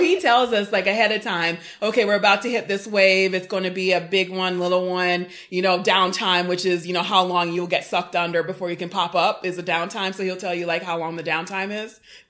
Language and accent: English; Houston, Texas, United States; also born or lived in Jamaica; now in Atlanta, United States; I am living in Atlanta. I grew up actually in Houston and / Jamaica. Not Jamaica, Queens, Jamaica, West Indies.